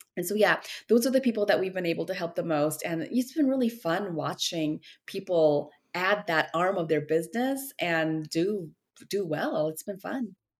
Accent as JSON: {"language": "English", "country": "South Korea", "tie": "born or raised there", "also_born_or_lived": "Minnesota, United States", "moved": "as an adult", "lives_now": "United States", "said": "I was born in Korea. I was back and forth. Like when I was two years old, that's when my family moved to Minnesota. And I was there till I was 10. And then from 10 to 27, I was in Korea."}